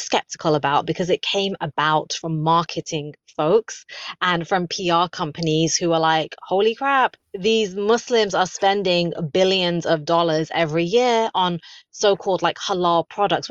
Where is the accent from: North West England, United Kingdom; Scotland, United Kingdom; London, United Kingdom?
London, United Kingdom; also born or lived in the Midlands; I was born in the Midlands to immigrant parents, and then I grew up in London